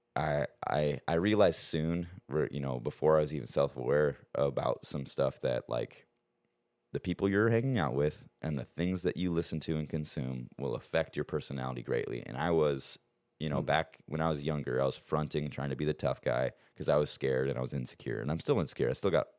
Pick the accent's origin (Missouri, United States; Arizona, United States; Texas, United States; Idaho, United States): Arizona, United States; also born or lived in Montana; we grew up in Montana um, until I was about eight, and then I moved down to Arizona with my dad